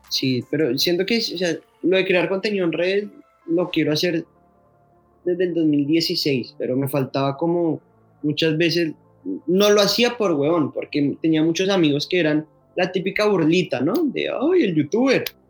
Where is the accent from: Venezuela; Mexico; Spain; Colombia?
Colombia; Bogotá; Yo soy de Bogotá, yo soy rolo, rolo